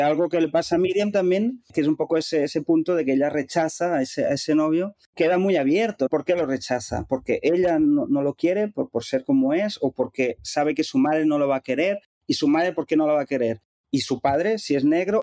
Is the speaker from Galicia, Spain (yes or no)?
no; Capellades, Catalonia, Spain; moved away as an adult; also born or lived in Cuba / Dominican Republic / Barcelona; en Capellades, donde yo nací y crecí